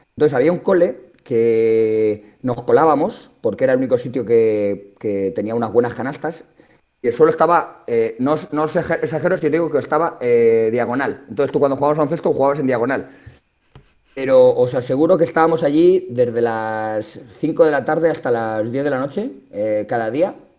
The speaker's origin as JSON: {"language": "Spanish", "town": "La Roda", "region": "Castilla-La Mancha", "country": "Spain", "tie": "born or raised there", "said": "Yo soy de pueblo, entonces la suerte que tengo en mi pueblo, en La Roda, es que allí el deporte es una religión"}